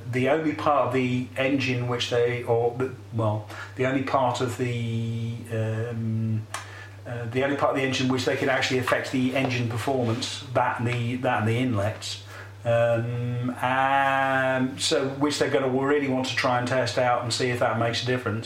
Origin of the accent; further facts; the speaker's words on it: England, United Kingdom; we're English and not actually Catalan